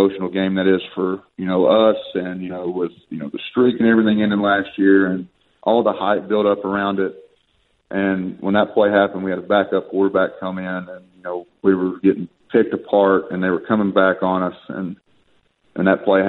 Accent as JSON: {"language": "English", "region": "Kentucky", "country": "United States", "said": "my home state"}